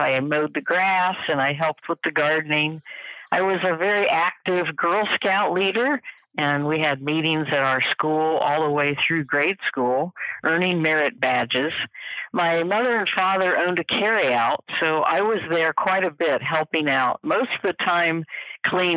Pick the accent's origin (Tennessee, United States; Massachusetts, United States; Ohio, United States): Ohio, United States; Columbus; I'm a native of Columbus, Ohio. I still live here, so it is my hometown.